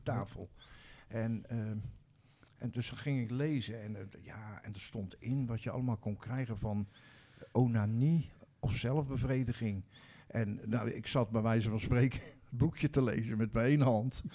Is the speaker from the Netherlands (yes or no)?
yes; Rotterdam, South Holland, Netherlands; Nou, ik ben geboren in Rotterdam-Zuid, in de wijk Bloemhof. Dat was en is nog steeds een, ehm, een volksbuurt